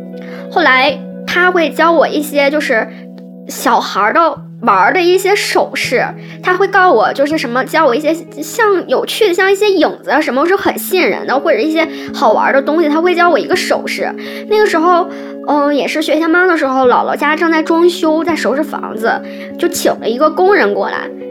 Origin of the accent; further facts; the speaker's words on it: Northeast China, China; 我们东北这边叫大爷